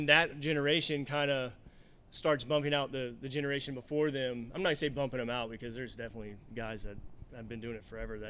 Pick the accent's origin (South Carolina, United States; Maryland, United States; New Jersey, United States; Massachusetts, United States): South Carolina, United States; Charleston; I grew up in Charleston.